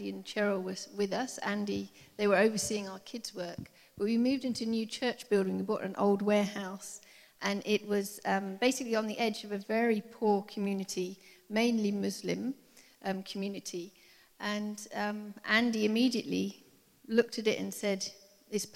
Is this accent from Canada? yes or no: no; England, United Kingdom; moved away as an adult; now in Cape Town, South Africa; I'm English